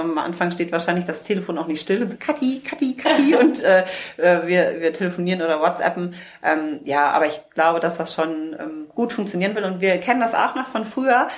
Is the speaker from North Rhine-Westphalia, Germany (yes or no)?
yes; North Rhine-Westphalia, Germany; now in Hamburg, Germany; Wir kommen ja ursprünglich aus dem Rheinland